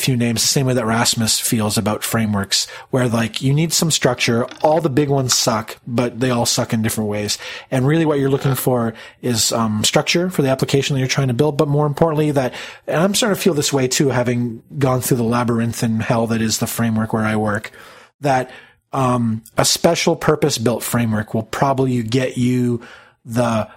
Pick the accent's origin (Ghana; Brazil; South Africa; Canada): Canada; being Canadian, I pick up on the non-Canadian accent